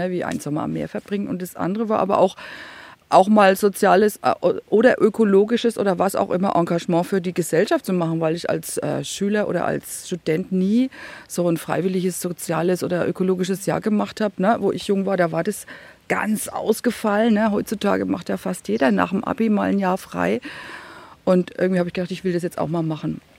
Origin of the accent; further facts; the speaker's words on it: Bavaria, Germany; Also ich komme aus Franken, ne, da lege ich mehr Wert drauf. Ich bin kein Bayer, ich bin ein Franke.